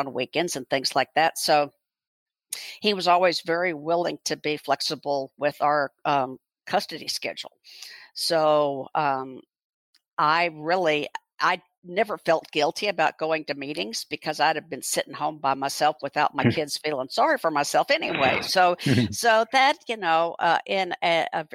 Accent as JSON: {"language": "English", "town": "Houston", "region": "Texas", "country": "United States", "tie": "born or raised there", "also_born_or_lived": "Louisville, Kentucky / Rochester, Minnesota", "lives_now": "Fort Worth, United States", "said": "I grew up in Houston, went through K through 12 public school there"}